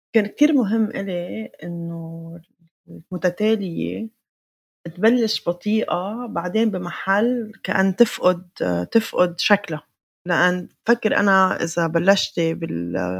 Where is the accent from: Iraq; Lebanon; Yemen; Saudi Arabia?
Lebanon; Beirut, Beirut Governorate; انا ما بعد حالي فلسطينيه لبنانيه انا بعد حالي فلسطينيه من بيروت